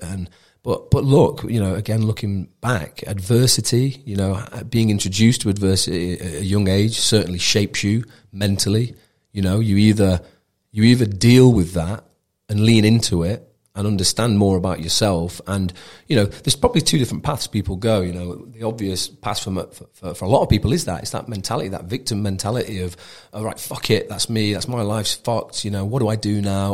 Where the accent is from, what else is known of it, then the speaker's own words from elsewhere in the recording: Mansfield, East Midlands, United Kingdom; also born or lived in Wigan; we're moved from Wigan down into, into Mansfield